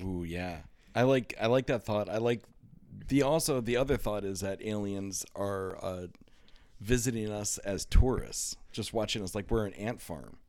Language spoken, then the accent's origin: English; Iowa, United States; growing up in Iowa